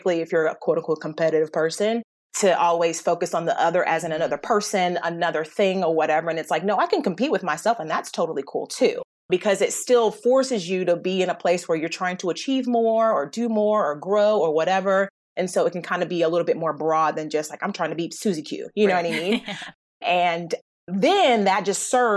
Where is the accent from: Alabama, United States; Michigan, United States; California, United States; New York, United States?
Alabama, United States; I live in the South. I'm from Alabama.